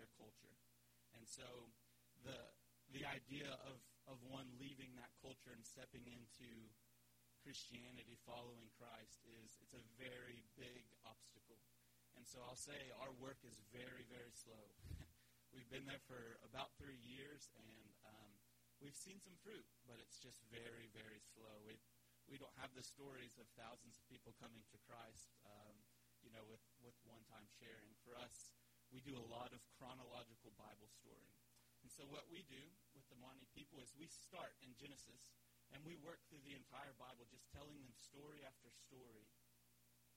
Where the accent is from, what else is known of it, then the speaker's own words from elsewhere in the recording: West Virginia, United States; moved away as an adult; also born or lived in South Carolina / Mozambique; now in Mocimboa da Praia, Mozambique; I was born in South Carolina, grew up in West Virginia